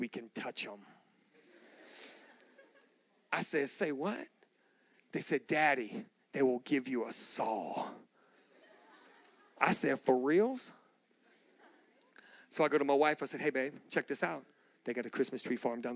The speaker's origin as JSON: {"language": "English", "town": "Galveston", "region": "Texas", "country": "United States", "tie": "born or raised there", "lives_now": "Austin, United States", "said": "I grew up in Galveston, Texas."}